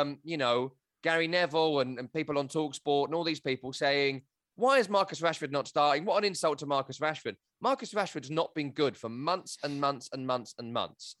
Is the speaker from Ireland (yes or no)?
no; England, United Kingdom; also born or lived in Scotland (family); now in United States; I'm an Englishman who works in America on soccer